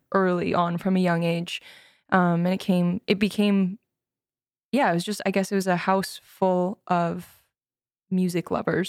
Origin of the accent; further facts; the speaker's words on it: Edmonton, Alberta, Canada; moved away as an adult; also born or lived in Victoria / Vancouver; now in Toronto, Canada; I grew up in Edmonton, then I moved to Van, or to Victoria for college